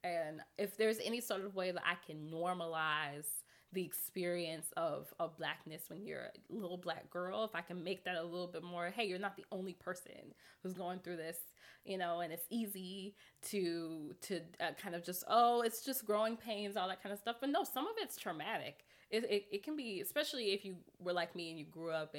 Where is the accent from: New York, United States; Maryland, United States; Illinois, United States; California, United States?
Illinois, United States; Chicago; I grew up on 96 and Forest. So I grew up in Roseland